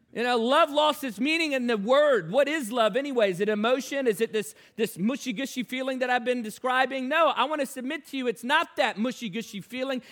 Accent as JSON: {"language": "English", "town": "Newport News", "region": "Virginia", "country": "United States", "tie": "born or raised there", "said": "I grew up in Newport News, Virginia"}